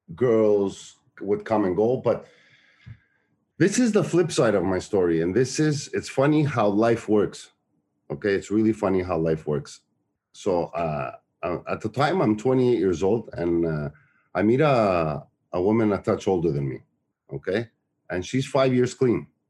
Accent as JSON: {"language": "English", "town": "Montreal", "region": "Quebec", "country": "Canada", "tie": "born or raised there", "said": "the town I grew up in Montreal, which is Park Extension"}